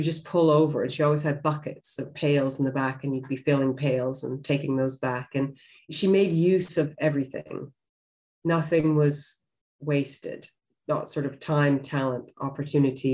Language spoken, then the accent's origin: English; Western Canada, Canada; I grew up in Western Canada